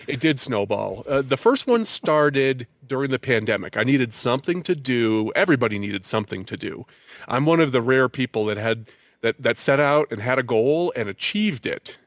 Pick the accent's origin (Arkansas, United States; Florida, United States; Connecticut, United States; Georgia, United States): Connecticut, United States; moved away; I'm from Connecticut